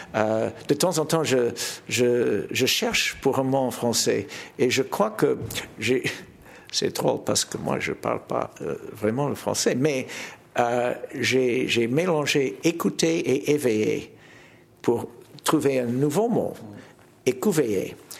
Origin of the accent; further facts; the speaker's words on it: Toronto, Ontario, Canada; French is a second language; Chez nous à Toronto, j'ai fondé un festival